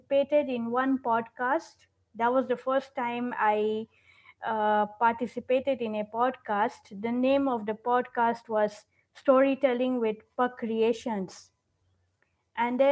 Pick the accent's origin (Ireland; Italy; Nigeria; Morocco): Nigeria; moved away as an adult; also born or lived in London; I was brought up in Nigeria